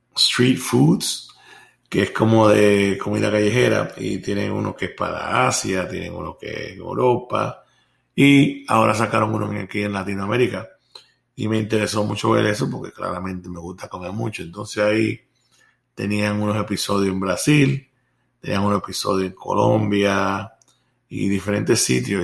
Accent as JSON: {"language": "Spanish", "country": "Puerto Rico", "tie": "born or raised there", "moved": "yes", "lives_now": "Florida, United States", "said": "Me recuerdo yo cuando era pequeño, allá en Puerto Rico"}